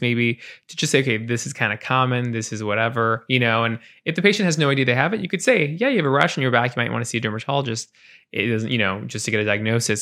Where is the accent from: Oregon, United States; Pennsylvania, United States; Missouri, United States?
Oregon, United States; Portland; I grew up in Portland, born and raised